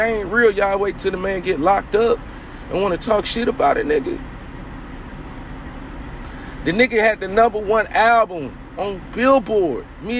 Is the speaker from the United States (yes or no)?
yes; East Coast, United States; I got love. I'm from the East Coast. So I got love for them.